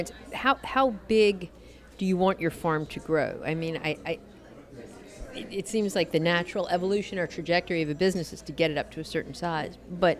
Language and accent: English; New Orleans, Louisiana, United States; now in Baton Rouge, United States; I grew up in New Orleans, we have that rich, dark mud that's so great